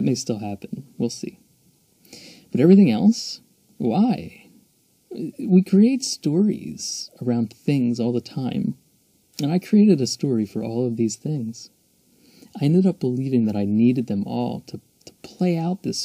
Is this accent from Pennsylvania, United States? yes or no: yes; Philadelphia, Pennsylvania, United States; also born or lived in Mexico; I was born and raised just outside of Philadelphia, so it's my hometown